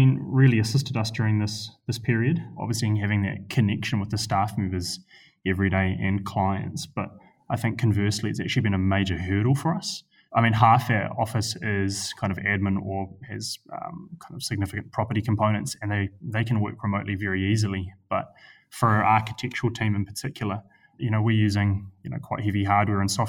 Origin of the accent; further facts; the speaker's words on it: Christchurch, Canterbury, New Zealand; moved away; I grew up in Christchurch